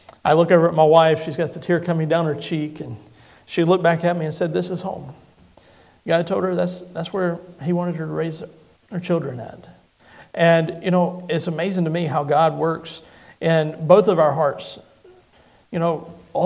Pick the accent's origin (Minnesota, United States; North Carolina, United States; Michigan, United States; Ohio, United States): North Carolina, United States; Lexington; I'm from Lexington, North Carolina